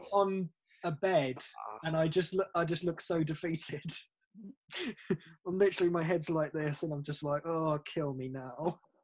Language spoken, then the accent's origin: English; England, United Kingdom; now in Germany; Being English in Germany